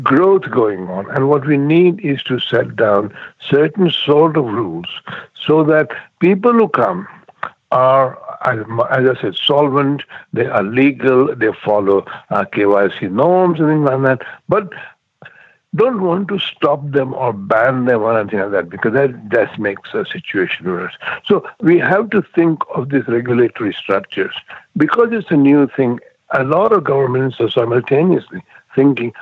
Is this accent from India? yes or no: yes; India; I've been to India, because I'm from India